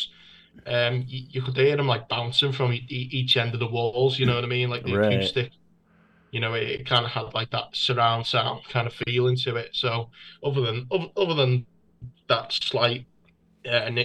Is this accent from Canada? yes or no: no; United Kingdom; I am British